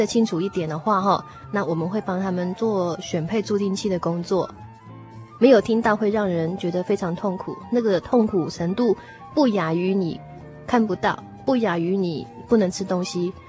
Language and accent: Chinese; Taiwan; 我小时候在眷村长大，